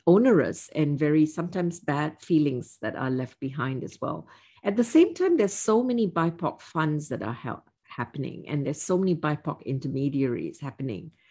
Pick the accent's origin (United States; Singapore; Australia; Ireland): Singapore; moved away as an adult; I was born and raised in Singapore